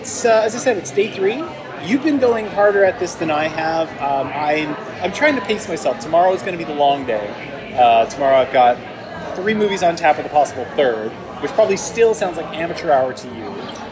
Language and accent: English; Toronto, Ontario, Canada; my hometown of Toronto, Canada.